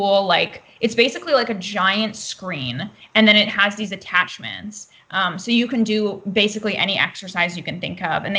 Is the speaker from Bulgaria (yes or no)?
no; Canada; also born or lived in Vancouver; now in Los Angeles, United States; I'm Canadian